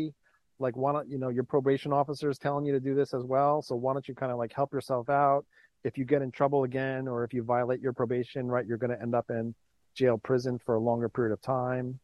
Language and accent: English; New York City, New York, United States; I was born and raised in New York